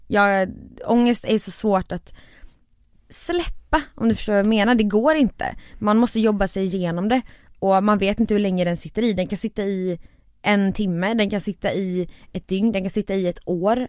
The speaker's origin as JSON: {"language": "Swedish", "town": "Borås", "region": "Västra Götaland", "country": "Sweden", "said": "jag är från Borås"}